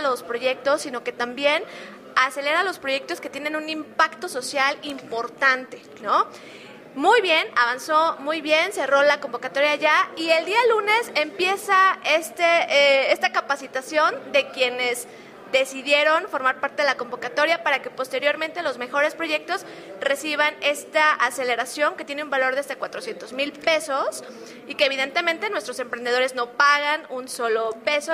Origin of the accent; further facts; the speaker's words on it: State of Mexico, Mexico; moved away as an adult; soy del Estado de México, pero vivía en otro estado de la República